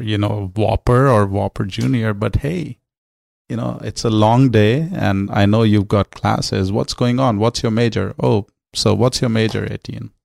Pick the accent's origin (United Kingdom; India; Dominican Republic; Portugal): India; New Delhi, Delhi; moved away as an adult; also born or lived in Los Angeles, California; now in United States; growing up in New Delhi